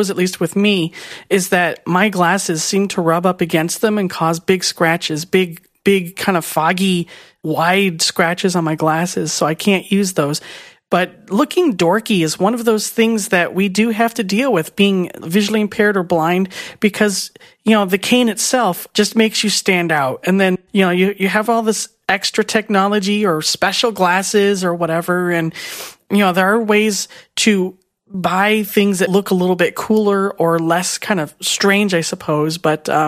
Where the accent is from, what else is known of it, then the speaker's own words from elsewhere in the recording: Phoenix, Arizona, United States; now in Illinois, United States; I'm originally from Phoenix, Arizona.